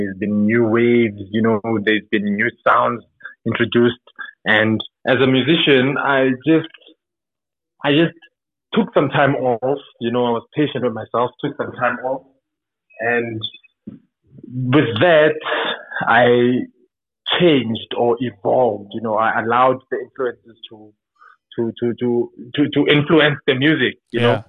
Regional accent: Soweto, Gauteng, South Africa; I'm a Tsonga guy from Soweto. And yeah, man, growing up in Soweto

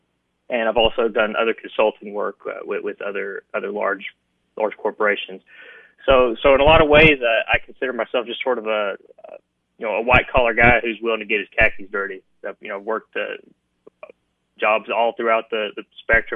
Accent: Sumner County, Tennessee, United States; also born or lived in Eastern Kentucky; I come from Eastern Kentucky originally, and my parents are both musicians. They brought me down to Nashville. So I've lived in Tennessee since I was a little boy. Went to schools in Sumner County

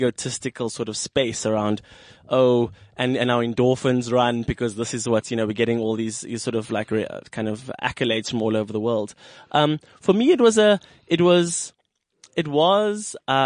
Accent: Cape Town, Western Cape, South Africa; I come from a working class family that comes from District 6

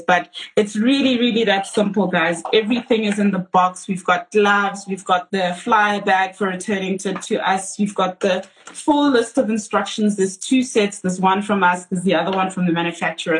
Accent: South Africa; as South African women

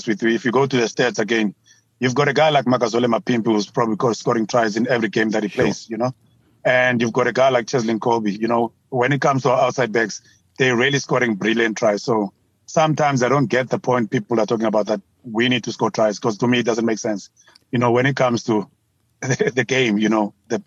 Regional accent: South Africa; you are South African

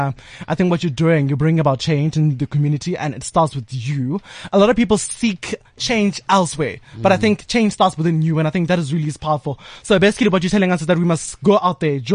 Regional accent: South Africa; as South African citizens

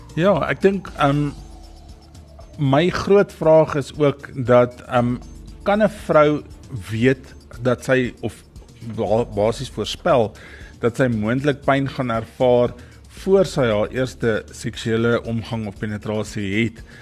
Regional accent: South Africa; ons as Suid-Afrikaners

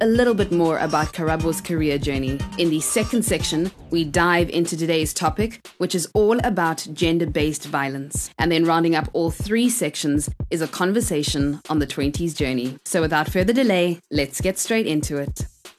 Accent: Zimbabwe; now in South Africa; I'm also originally from Zimbabwe

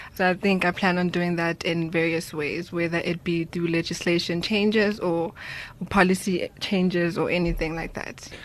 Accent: Soweto, Gauteng, South Africa; I grew up in Soweto

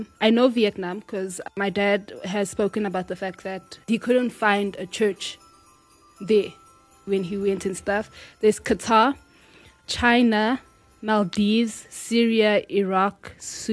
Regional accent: DR Congo; Which is my hometown. Home country, not hometown

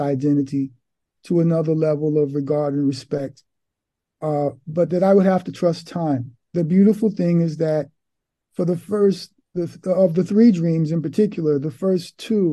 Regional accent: New York City, New York, United States; now in Milan, Italy; I was born in Harlem, Manhattan, New York City, New York State, on the East Coast of America

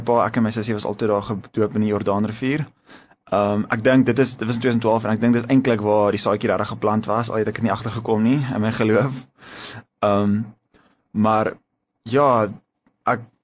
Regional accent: Stellenbosch, Western Cape, South Africa; also born or lived in Pretoria; ek het basically eintlik in Stellenbosch groot geword

